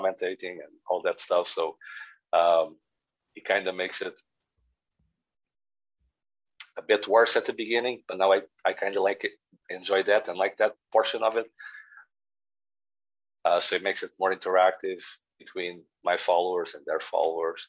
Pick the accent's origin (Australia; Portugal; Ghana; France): Portugal; now in Northern Ireland, United Kingdom; I'm from Portugal